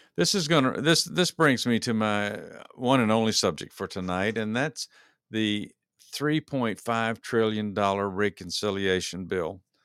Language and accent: English; Texas, United States; moved away as an adult; now in Georgia, United States; when I grew up in Texas, uh, even when I was uh, an adult in Texas.